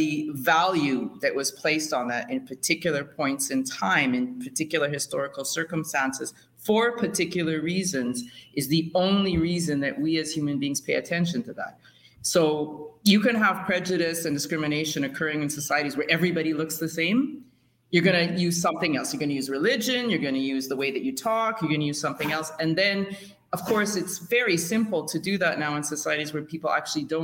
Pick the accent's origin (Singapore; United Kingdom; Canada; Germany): Canada; Growing up in Canada